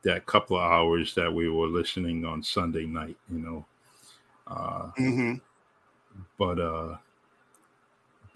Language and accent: English; Massachusetts, United States; also born or lived in Los Angeles / Florida; I lived in Mass. I grew up in Mass